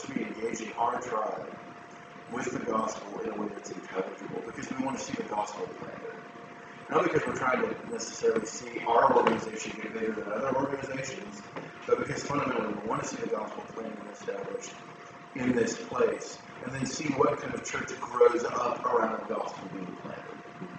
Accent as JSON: {"language": "English", "town": "Fremont", "country": "United States", "tie": "born or raised there", "also_born_or_lived": "Sioux Falls, South Dakota", "said": "to do something I swore I would never do, come back to my hometown. If you counted my family, we had five families. We had $35,000. And that was in July of 2010. We moved back to Fremont."}